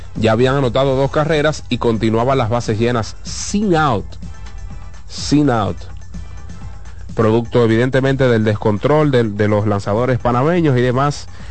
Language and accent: Spanish; Dominican Republic; nosotros como dominicanos